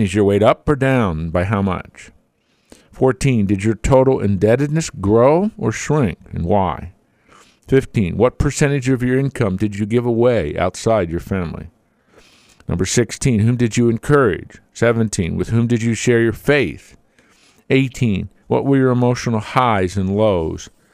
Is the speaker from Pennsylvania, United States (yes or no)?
yes; Pennsylvania, United States; I was born and raised in Pennsylvania